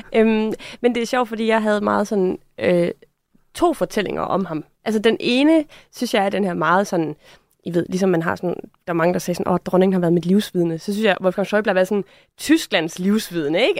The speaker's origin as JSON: {"language": "Danish", "country": "Denmark"}